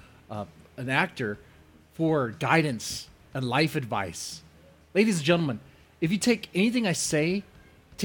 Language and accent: English; United States; as an American